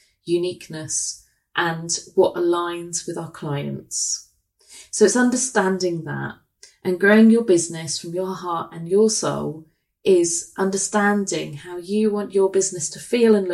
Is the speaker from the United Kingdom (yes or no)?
yes; England, United Kingdom